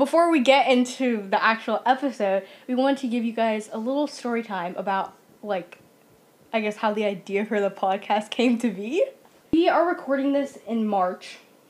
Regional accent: California, United States; We're from SoCal.

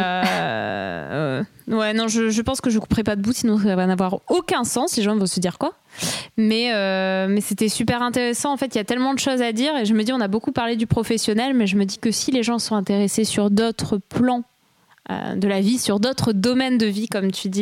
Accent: Lille, Hauts-de-France, France; moved away; also born or lived in Bordeaux; je suis de Lille et j'étais à Bordeaux

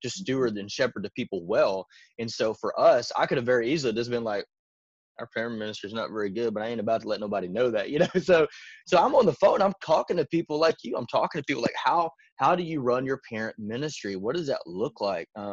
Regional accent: Arkansas, United States; moved away as an adult; now in Tennessee, United States; I'm originally from Arkansas

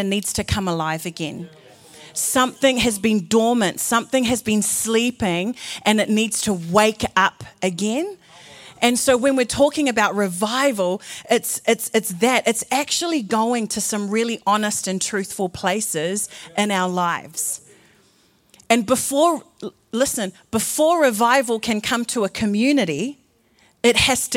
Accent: New Zealand; I'm from New Zealand. My particular flavour of brown is Fijian.

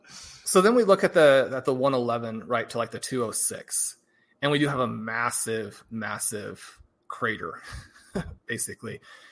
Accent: Kansas City, Missouri, United States; I grew up in Kansas City

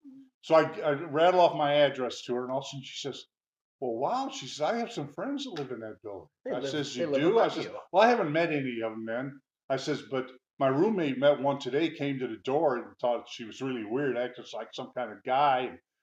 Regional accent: Midwest, United States; listen, I'm from the Midwest. This stuff doesn't happen in the Midwest. See, I've never seen it before.

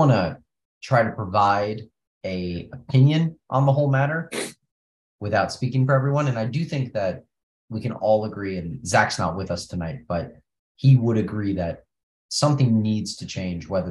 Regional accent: United States; us being American

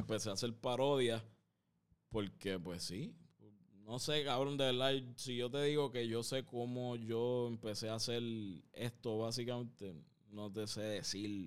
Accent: San Juan, Puerto Rico; yo me crié en un barrio, cabrón. donde Yo vengo de, de Santurce, aquí mismo

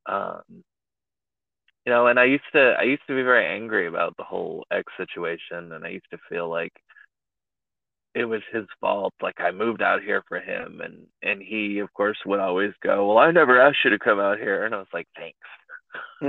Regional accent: East Bay Area, California, United States; I'm from the Bay Area. So, like, I grew up in a farming community, probably 45 minutes to an hour outside of San Francisco, like, East Bay Area

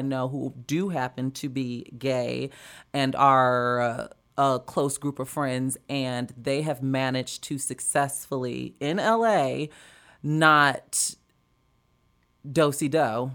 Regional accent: Chicago, Illinois, United States; now in Los Angeles, United States; growing up in Chicago, it was a bigger scene

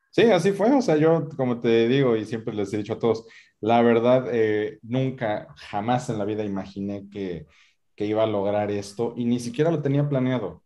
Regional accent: Mexico; como decimos en México

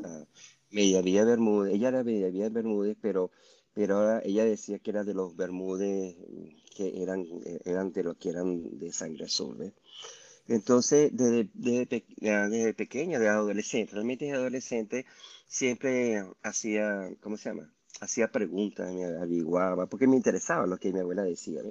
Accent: Caracas, Capital District, Venezuela; now in Utah, United States; Yo, yo nací en Caracas

